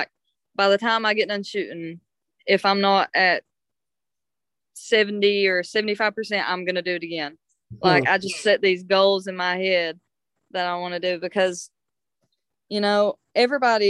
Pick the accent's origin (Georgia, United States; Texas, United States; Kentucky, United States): Kentucky, United States; eastern Kentucky mountains, United States; just another mountain girl